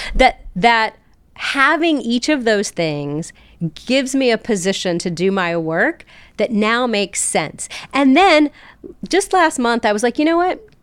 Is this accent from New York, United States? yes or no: no; South Charleston, West Virginia, United States; I was born and raised in South Charleston, West Virginia.